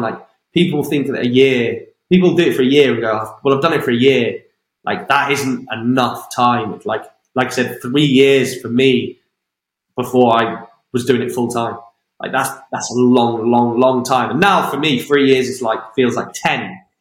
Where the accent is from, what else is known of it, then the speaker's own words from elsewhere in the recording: five miles outside Wem, Shropshire, West Midlands, United Kingdom; which is my home, just five miles outside my hometown